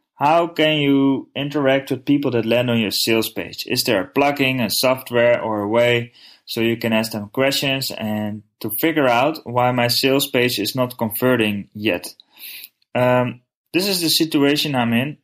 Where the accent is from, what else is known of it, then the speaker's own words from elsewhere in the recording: Netherlands; I'm from the Netherlands